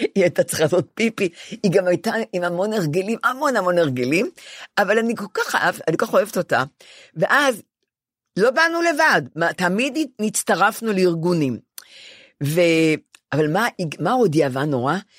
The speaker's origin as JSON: {"language": "Hebrew", "town": "Ramat Gan", "region": "Tel Aviv District", "country": "Israel", "tie": "born or raised there", "moved": "yes", "lives_now": "Tel Aviv, Israel", "said": "אני יושבת על הספה בדירה שלי השכורה 17 שנה בתל אביב, ונדמה לי שהרחוב למטה זה רחוב גורי יהודה ברמת גן, איפה שגדלתי"}